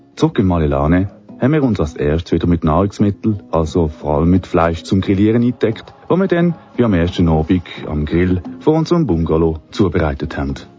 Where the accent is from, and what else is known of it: Switzerland